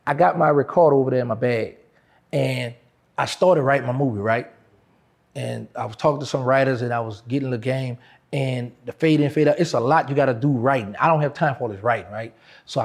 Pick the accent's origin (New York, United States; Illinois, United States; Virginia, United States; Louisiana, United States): Louisiana, United States; New Orleans; New Orleans, somewhere I was born and raised, I was born in Charity Hospital